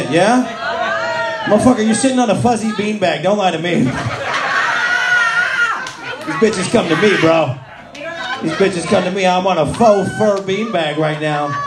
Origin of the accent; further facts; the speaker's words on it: New York, United States; now in Hoboken, United States; I'm from New York, yeah. I grew up in upstate New York. I live in Hoboken now.